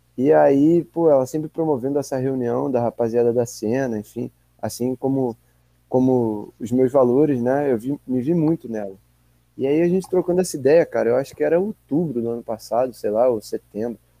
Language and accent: Portuguese; Rio de Janeiro, Brazil; sendo carioca